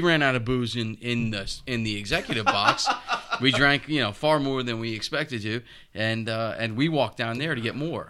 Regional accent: North Patchogue, New York, United States; when I was a kid, I grew up in North Patchogue by Canaan Lake

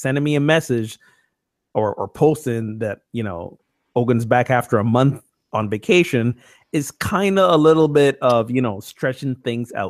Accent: Barbados; now in United States; I have a green card, I'm not a citizen here, and I'm from Barbados

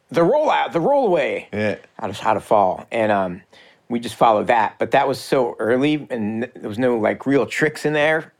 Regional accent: East Coast, United States; It was, like that's a big difference between here and back home. Like growing up on the East Coast, you had to skate vert pretty much.

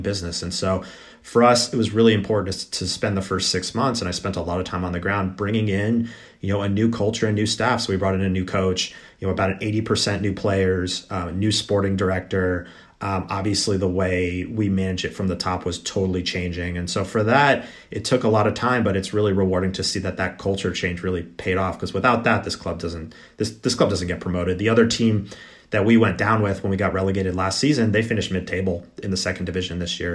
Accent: United States; being an American

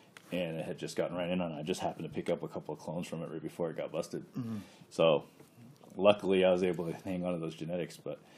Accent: Fort Yukon, Alaska, United States; also born or lived in Fairbanks / North Pole; I grew up in Fort Yukon. I was born in Fairbanks. I moved out of Fort Yukon when I was 15. Enrolled at Lathrop, and I've been Fairbanks and North Pole since.

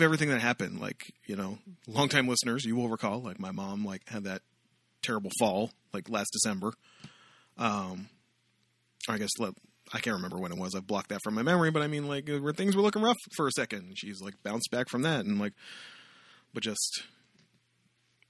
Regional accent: Amherstburg, Ontario, Canada; moved away; also born or lived in Windsor, Ontario; I was born in Windsor, but I grew up in a commuter town 30 minutes south of Windsor called Amherstburg

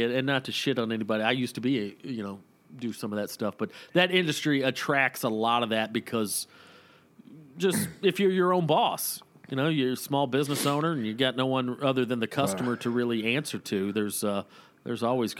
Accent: Woodstock, Georgia, United States; When I grew up in Woodstock, Georgia, before I moved up to Waleska, I spent probably ages 4 through 12 in Woodstock, Georgia.

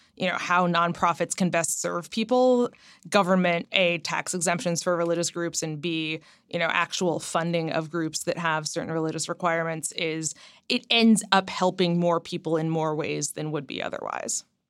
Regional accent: Ohio, United States; moved away; I grew up in Ohio, but my parents are both New Yorkers to a certain extent.

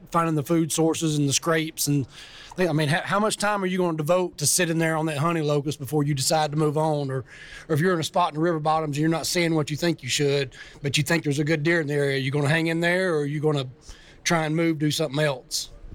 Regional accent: South Arkansas, United States; I'm from South Arkansas

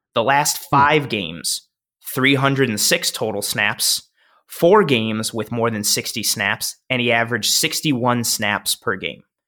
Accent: Buffalo, New York, United States; moved away as an adult; I moved back to Buffalo December

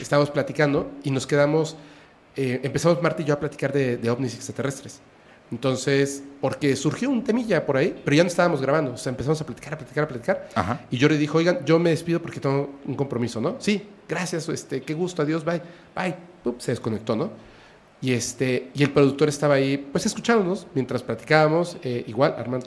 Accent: Mexico; soy mexicano

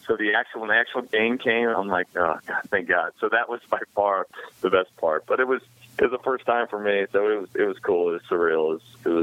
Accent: Kansas, United States; we're both from Kansas, and we know all about the small-town upbringing.

